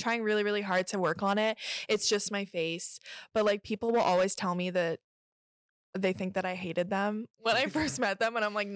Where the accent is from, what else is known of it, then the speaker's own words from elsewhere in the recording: Kingston, Ontario, Canada; also born or lived in England; I was born in England, and then my family and I moved here when I was like really little. So I've grown up in Kingston